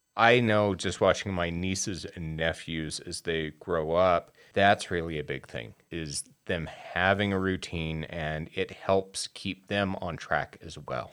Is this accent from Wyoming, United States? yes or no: yes; Wyoming, United States; now in Utah, United States; I grew up in Wyoming